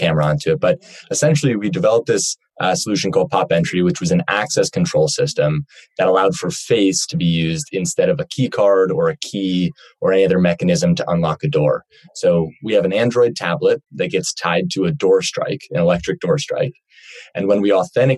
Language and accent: English; Cleveland, Ohio, United States; moved away as an adult; now in Los Angeles, United States; I'm from Cleveland, Ohio, originally. I moved out to Los Angeles for school